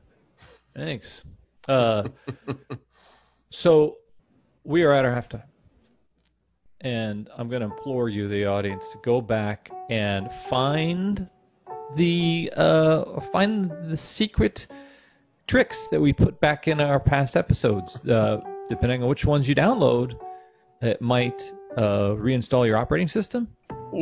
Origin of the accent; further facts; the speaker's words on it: Kansas City, United States; I'm from Kansas City